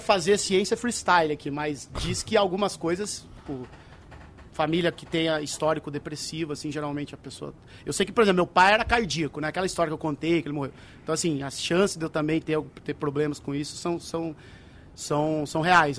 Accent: Brazil; moved away as an adult; nasci, criado lá em Saltaré

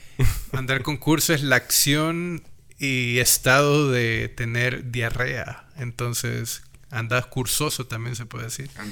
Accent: El Salvador; nuestro dialecto salvadoreño

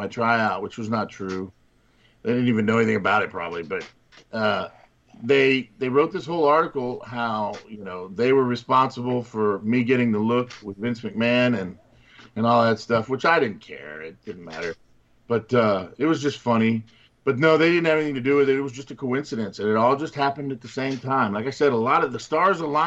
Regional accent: Miami, Florida, United States; Grew up down there in Miami, Florida. We grew up in Miami, Florida

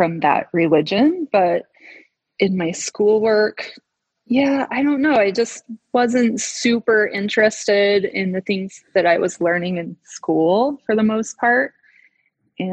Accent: Salt Lake City, Utah, United States; I grew up here in Salt Lake City, Utah, home of the Mormon pioneers

